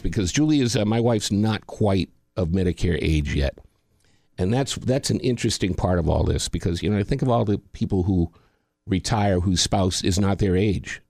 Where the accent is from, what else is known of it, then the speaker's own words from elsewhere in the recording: Boston, Massachusetts, United States; I lived in Boston, my hometown